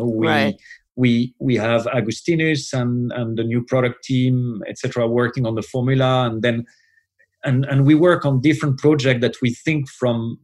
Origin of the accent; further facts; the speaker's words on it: Paris, Île-de-France, France; And I was born in Paris. And so I've been there for quite a few years now